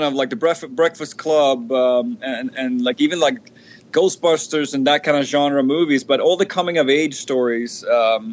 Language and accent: English; Sweden; moved away as an adult; now in United States; Born and raised